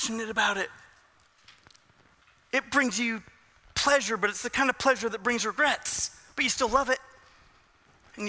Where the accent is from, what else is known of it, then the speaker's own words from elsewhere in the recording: Southern California, United States; I grew up in Southern California